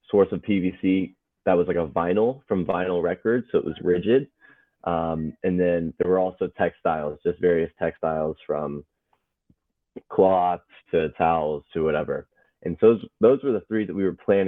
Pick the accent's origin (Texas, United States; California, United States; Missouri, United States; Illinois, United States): Texas, United States; Dallas-Fort Worth suburbs; I grew up in the suburbs of DFW, the DFW Metroplex.